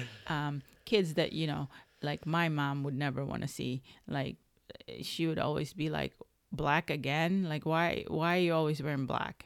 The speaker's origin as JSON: {"language": "English", "town": "Chicago", "region": "Illinois", "country": "United States", "tie": "born or raised there", "said": "I would take the bus growing up in Chicago in high school"}